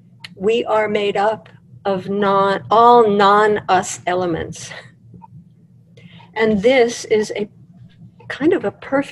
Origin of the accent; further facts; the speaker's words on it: Russia; I'm Jewish, I'm from Russia, my grandparents are from Russia, from Austria, they lived in these parts